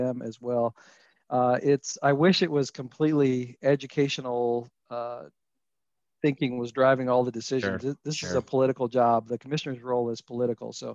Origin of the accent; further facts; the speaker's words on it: Kentucky, United States; moved away as an adult; also born or lived in Colorado; I grew up in Kentucky, so this is home for me